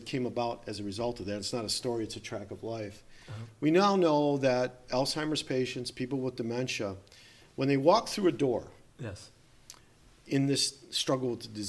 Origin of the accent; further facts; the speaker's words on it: St. Clair Shores, Michigan, United States; also born or lived in Grosse Pointe; I was born in Grosse Pointe. I grew up in St. Clair Shores. As you mentioned, I'm a local boy.